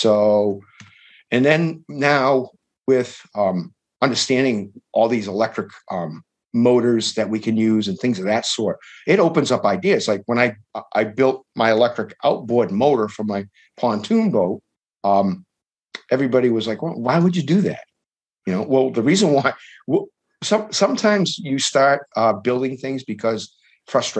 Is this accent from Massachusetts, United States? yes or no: yes; Fairhaven, Massachusetts, United States; my hometown in Fairhaven